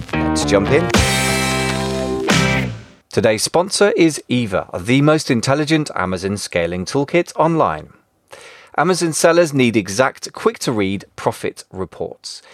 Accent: United Kingdom; as a British person

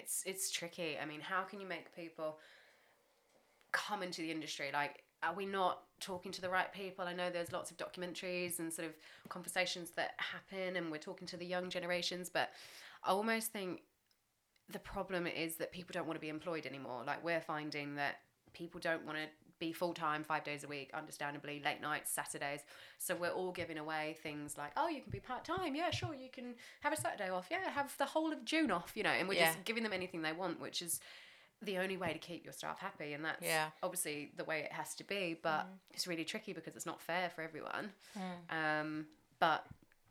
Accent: New Zealand; I grew up in New Zealand

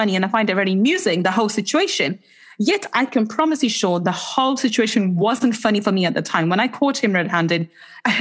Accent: England, United Kingdom; in the UK, as English people

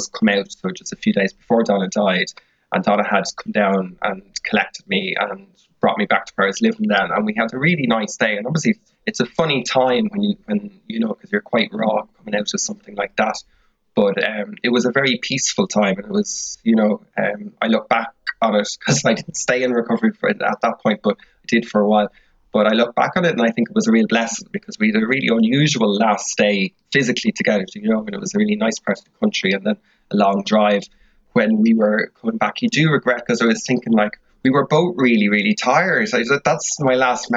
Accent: Dublin, Leinster, Ireland; moved away as an adult; now in Cork, Ireland; I'm from Dublin, currently living in Cork

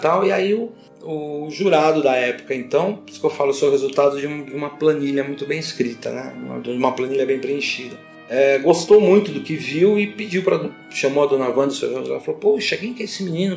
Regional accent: São Paulo, Brazil; eu sou aqui do bairro de Pirituba, nasci aqui no bairro de Pirituba

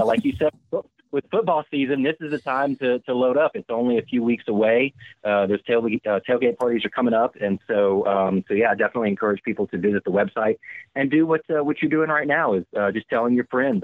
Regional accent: Louisiana, United States; now in San Francisco Bay Area, United States; I'm from Louisiana

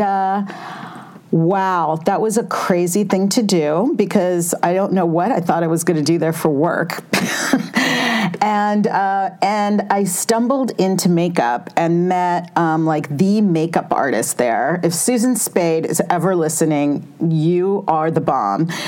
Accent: California, United States; growing up in California

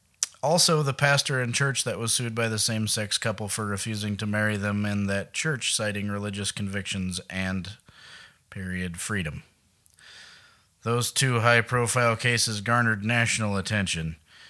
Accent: Billings, Montana, United States; I'm from Billings, not Helena.

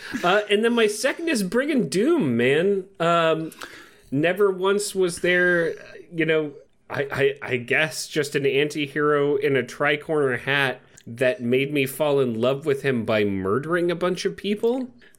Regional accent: England, United Kingdom; But, you know, I'm an English person, not from Australia.

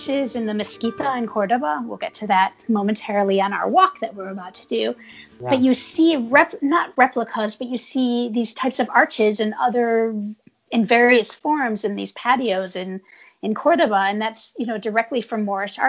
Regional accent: California, United States; moved away; I'm from California

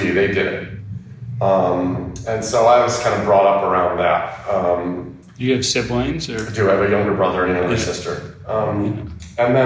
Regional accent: Detroit, Michigan, United States; moved away

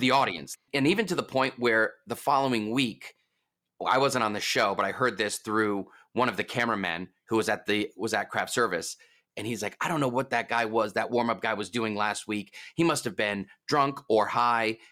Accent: East Coast, United States; I'm from the East Coast.

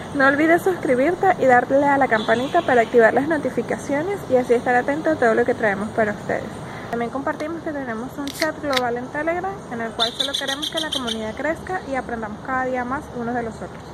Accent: Venezuela; moved away as an adult; also born or lived in Dominican Republic; now in Santo Domingo, Dominican Republic; nosotros somos venezolanos, tenemos aproximadamente dos años en República Dominicana

